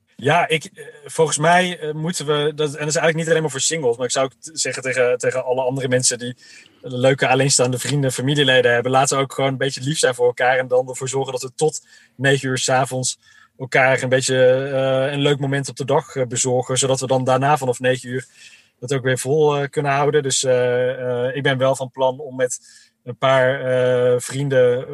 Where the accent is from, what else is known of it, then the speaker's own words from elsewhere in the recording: Uden, North Brabant, Netherlands; ik ben zelf opgegroeid in Uden in Brabant